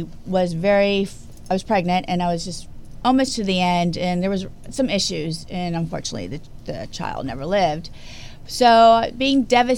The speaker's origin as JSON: {"language": "English", "town": "Houston", "region": "Texas", "country": "United States", "tie": "born or raised there", "moved": "yes", "said": "being from Houston"}